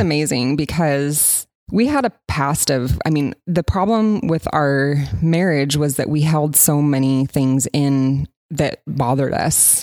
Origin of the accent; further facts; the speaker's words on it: Coos Bay, Oregon, United States; moved away; I'm from Coos Bay, Oregon